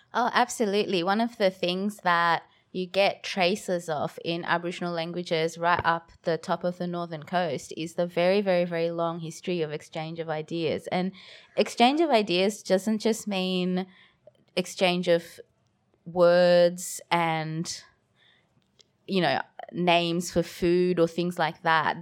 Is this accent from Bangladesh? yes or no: yes; Bangladesh; now in Australia; I was born in Bangladesh